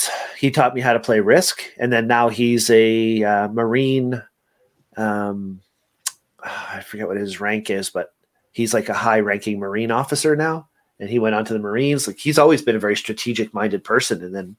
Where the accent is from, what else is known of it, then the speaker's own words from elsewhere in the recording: Montreal, Quebec, Canada; born there; I was born in Montreal, and it's a French name, and we were playing a lot of games when I was younger because that's what we did.